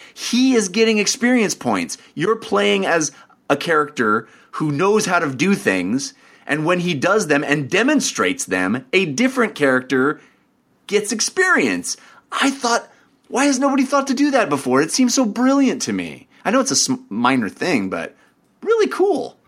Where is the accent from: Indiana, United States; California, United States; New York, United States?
California, United States; Bay Area; I grew up in the Bay Area.